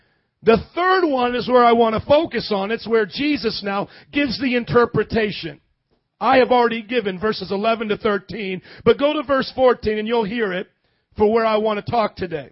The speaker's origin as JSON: {"language": "English", "region": "Indiana", "country": "United States", "tie": "born or raised there", "moved": "yes", "said": "I grew up in Indiana"}